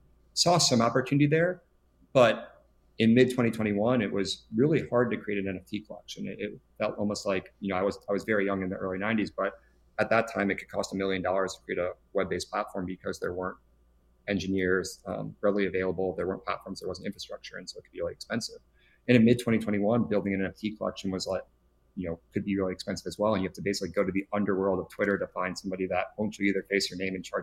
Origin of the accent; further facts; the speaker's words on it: Chicago, Illinois, United States; now in Los Angeles, United States; I'm originally from Chicago, but not in LA these days.